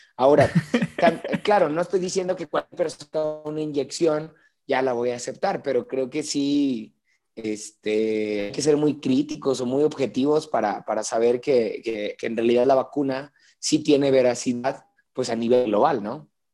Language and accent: Spanish; Mexico